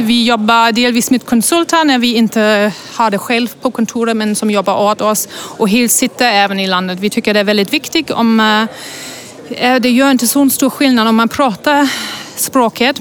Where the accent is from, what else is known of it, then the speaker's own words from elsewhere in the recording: Germany; now in Sweden; Jag kommer egentligen från Tyskland